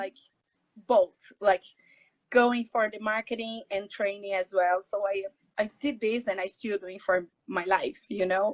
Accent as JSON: {"language": "English", "region": "São Paulo", "country": "Brazil", "second_language": "English", "moved": "as an adult", "lives_now": "Dublin, Ireland", "said": "I'm Brazilian from Brazil, São Paulo"}